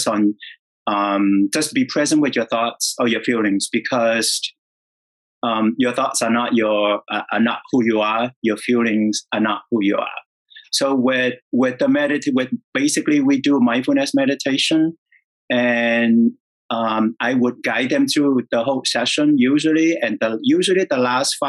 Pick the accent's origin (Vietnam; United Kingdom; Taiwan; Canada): Vietnam; moved away; I was born and raised in Vietnam